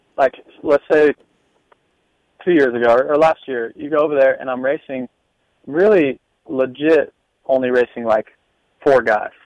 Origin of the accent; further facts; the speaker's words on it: Des Moines, Iowa, United States; my hometown mm-hmm. in Des Moines